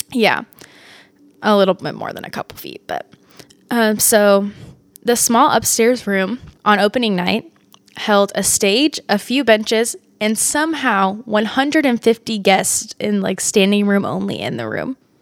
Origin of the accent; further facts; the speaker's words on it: Kansas, United States; moved away; I grew up in Kansas and there were two serial killers at the time that I was like a little kid there